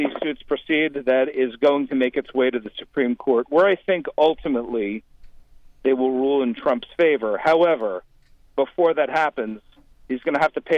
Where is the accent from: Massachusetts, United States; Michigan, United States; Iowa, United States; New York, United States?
New York, United States; moved away; as a New Yorker